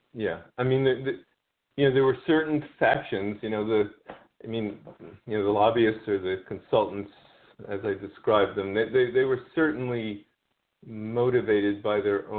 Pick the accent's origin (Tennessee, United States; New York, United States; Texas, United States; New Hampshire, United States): New York, United States; Queens; Queens was an interesting place, sort of magical place at times. You know, my teen years, I was involved with different groups of people that were very different